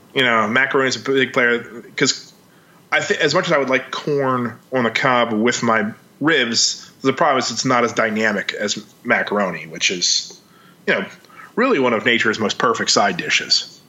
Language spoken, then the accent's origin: English; Maryland, United States; I grew up in Maryland